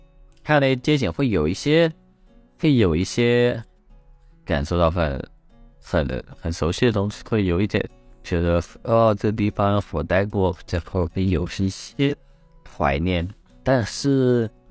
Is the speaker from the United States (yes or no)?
yes; New York, United States; now in Guangzhou, China; 不会吧？我纽约人肯定不吃这套。纽约人见到五点了，肯定都不会说什么。